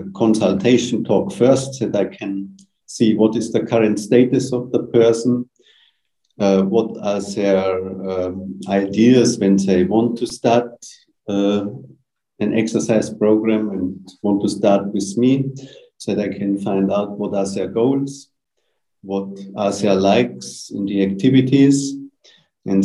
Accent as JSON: {"language": "English", "town": "Munich", "region": "Bavaria", "country": "Germany", "tie": "born or raised there", "said": "I'm from Germany, from Munich in the south of Germany."}